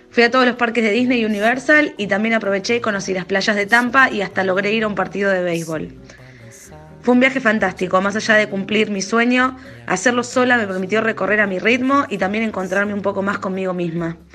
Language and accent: Spanish; Argentina; soy de Argentina